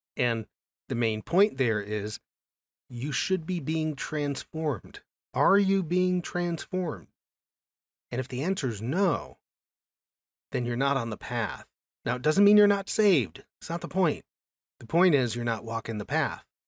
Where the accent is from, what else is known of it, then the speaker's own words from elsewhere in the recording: United States; I grew up in America